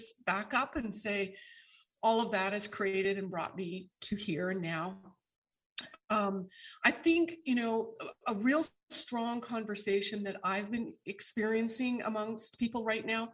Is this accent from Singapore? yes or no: no; Canada; moved away; all of my Canadian friends, my kins, because I hail from Canada originally